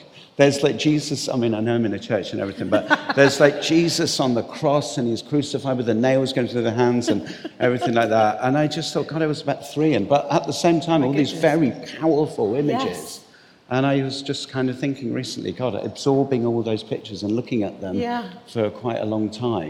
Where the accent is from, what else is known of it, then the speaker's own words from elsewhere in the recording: England, United Kingdom; also born or lived in Cyprus; I was conceived and born in Cyprus, and then we kind of left Cyprus and moved back to England. So I'm English, you know, British or whatever. But my parents are both Irish.